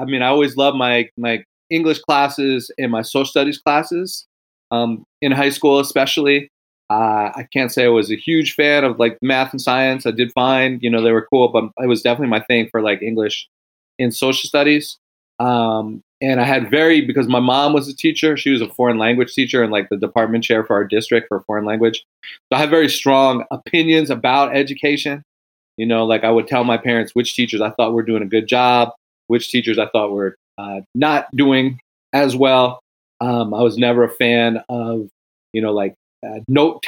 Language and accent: English; White Plains, New York, United States; also born or lived in California; now in Ann Arbor, United States; I grew up in a suburb of New York City called White Plains